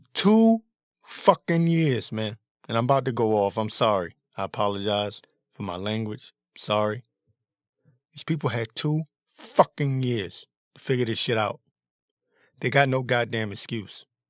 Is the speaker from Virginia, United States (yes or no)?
no; Washington, District of Columbia, United States; I was born and raised in the Washington, D C area